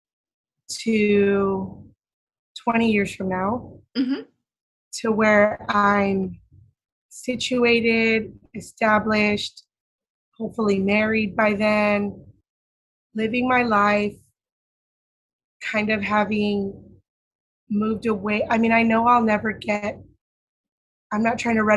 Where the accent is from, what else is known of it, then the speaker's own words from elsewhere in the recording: Santa Ana, California, United States; I grew up in Santa Ana, Orange County, and I was brought there when I was 3 months old. So I know no other place that is home